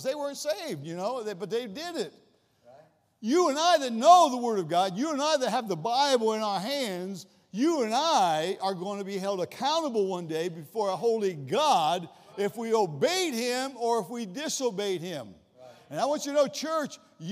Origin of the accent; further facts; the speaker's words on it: Columbus, Ohio, United States; I'm from Columbus, Ohio